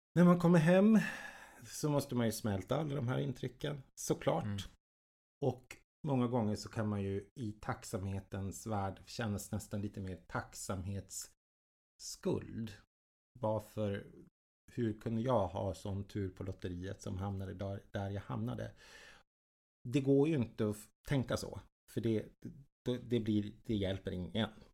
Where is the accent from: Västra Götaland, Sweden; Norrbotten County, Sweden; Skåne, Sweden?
Norrbotten County, Sweden; Jokkmokk; moved away; also born or lived in Stockholm; Jag är född och uppvuxen i Jokkmokk uppe i svenska Lappland